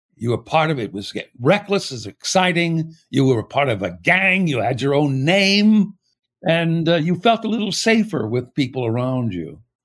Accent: El Paso, Texas, United States; also born or lived in Pittsburgh, Pennsylvania; I was born in Pittsburgh, and my brother and I both suffered from it, and we were told we had to move to a desert area, and it turned out to be El Paso

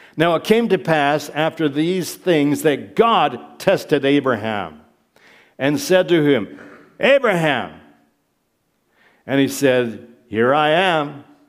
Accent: Michigan, United States; moved away as an adult; now in Prague, Czech Republic; I grew up in Michigan, she grew up in Ohio, and, uh, we, we worked most of our adult lives in the States

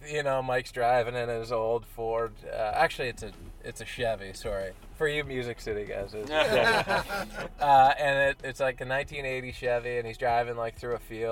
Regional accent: Canada; now in Carp, Canada; We've moving back to my hometown where I grew up, where my parents are

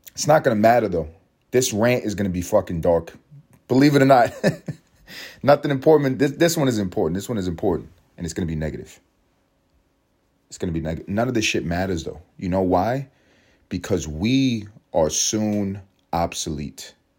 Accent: United States; I'm an American

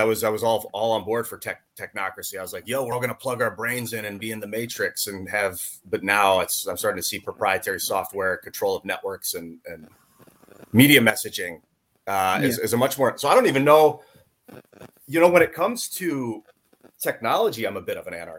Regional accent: Northeast Ohio, United States; I was born and raised in Northeast Ohio

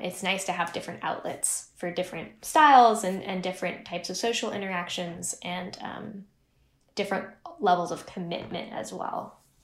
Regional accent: Pacific Northwest, United States; born or raised there; also born or lived in Chico, California

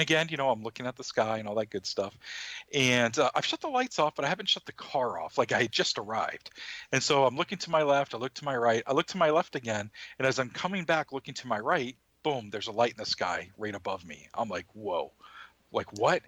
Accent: Maine, United States; my home state

